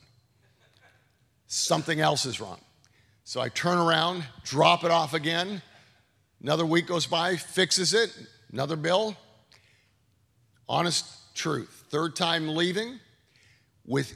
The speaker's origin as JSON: {"language": "English", "country": "Canada", "tie": "born or raised there", "moved": "yes", "said": "This is Canada. This is where I grew up"}